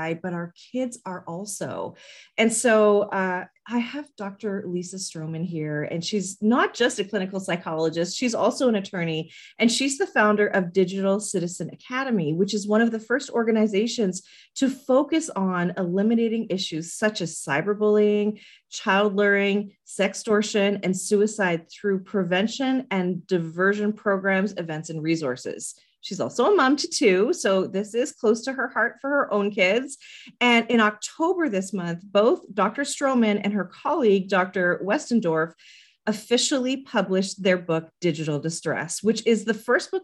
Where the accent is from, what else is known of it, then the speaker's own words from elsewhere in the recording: Canada; as a Canadian